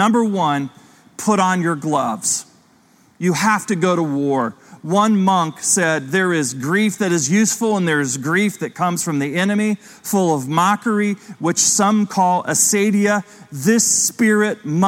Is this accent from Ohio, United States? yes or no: yes; Ohio, United States; growing up in Ohio as a kid